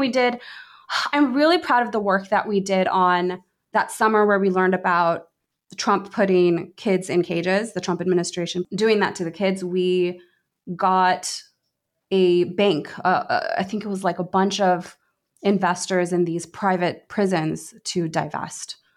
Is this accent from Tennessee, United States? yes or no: no; Washington, District of Columbia, United States; I grew up in the D C area.